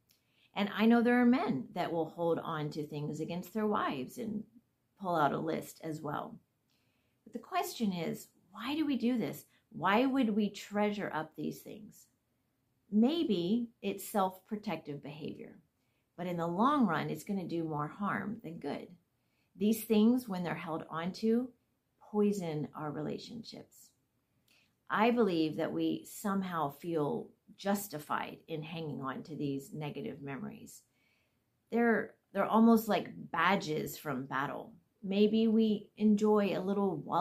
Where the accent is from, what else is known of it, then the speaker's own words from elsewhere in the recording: Florida, United States; I'm from Florida